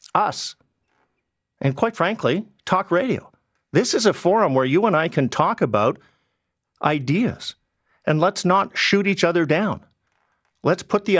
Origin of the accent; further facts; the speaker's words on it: British Columbia, Canada; now in Ontario, Canada; I grew up in British Columbia.